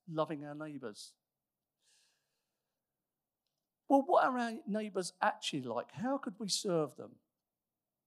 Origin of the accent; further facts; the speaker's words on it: United Kingdom; we are mostly British